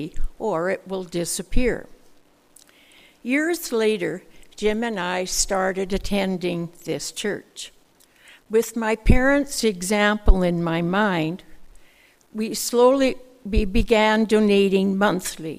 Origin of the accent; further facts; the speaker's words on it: Saskatoon, Saskatchewan, Canada; I was born and raised in Saskatoon